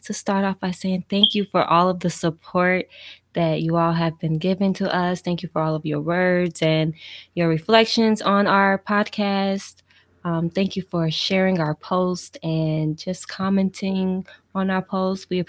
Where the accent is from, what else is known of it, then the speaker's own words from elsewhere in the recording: Gary, Indiana, United States; also born or lived in Philadelphia / Louisiana; I'm from Gary, Indiana. It's a small city in Indiana, Northwest Indiana. Shout out to the 219.